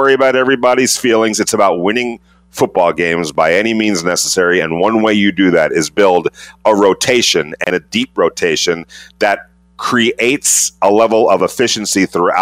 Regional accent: Ventura, California, United States; When I was a kid, grew up in Southern California, and just so happened, 20 minutes from where I grew up, Thousand Oaks, California, I grew up in Ventura

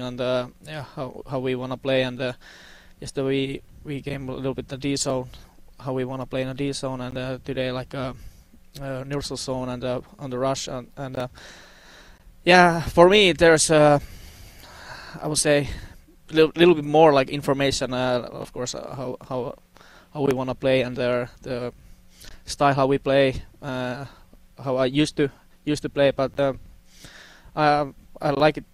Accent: Finland; English is a second language; moved away as an adult; also born or lived in Russia / Sweden; now in Las Vegas, United States; I'm from Finland

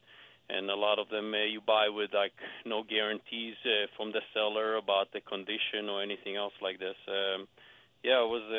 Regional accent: Israel; English is a second language; now in Scottsdale, United States; Actually, I have an accent because I came here in 91 from Israel.

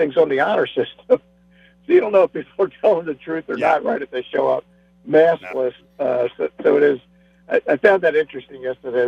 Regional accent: Baltimore, Maryland, United States; I grew up in Baltimore

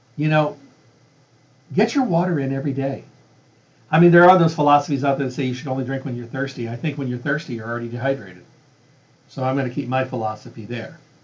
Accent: Midwest, United States; now in Las Vegas, United States; I was raised in the Midwest

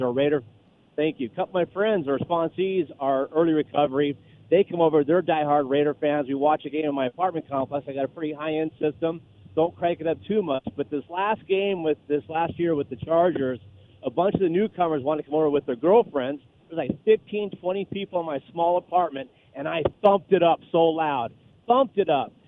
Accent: Pleasanton, California, United States; now in Minnesota, United States; I grew up in Pleasanton

